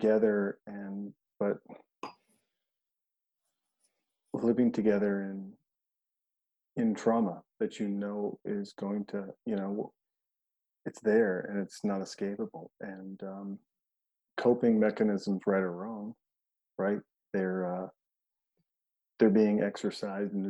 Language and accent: English; Montana, United States; I'm from Montana